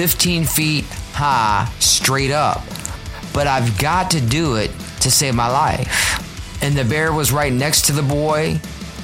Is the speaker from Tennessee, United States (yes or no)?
no; Richmond, Virginia, United States; my hometown of Richmond, Virginia. RVA is what we call my hometown.